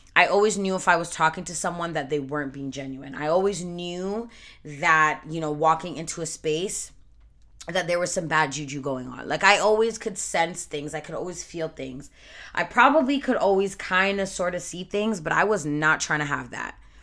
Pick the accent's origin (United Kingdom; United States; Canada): Canada; I was born and raised in Canada by Jamaican parents.